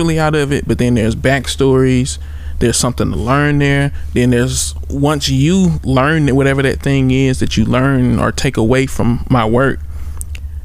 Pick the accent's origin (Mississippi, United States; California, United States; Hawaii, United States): Mississippi, United States; I'm coming from Mississippi